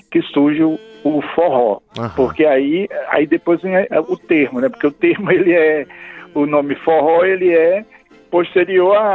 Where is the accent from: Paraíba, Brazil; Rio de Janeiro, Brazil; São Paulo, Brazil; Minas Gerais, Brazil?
Paraíba, Brazil; now in Brasília, Brazil; o Carlos Marcelo é paraibano, eu sou paraibano